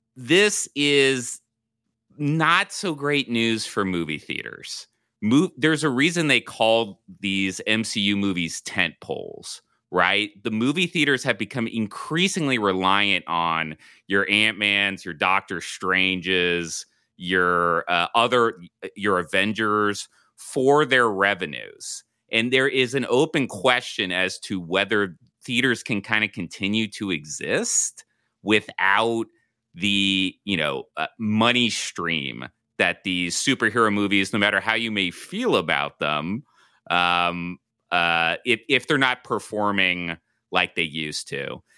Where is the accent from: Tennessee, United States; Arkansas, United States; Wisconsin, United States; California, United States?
California, United States; Southern; moved away